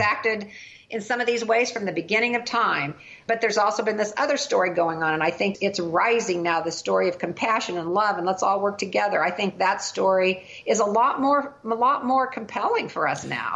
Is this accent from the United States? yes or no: yes; Kansas, United States; Kansas, my home state.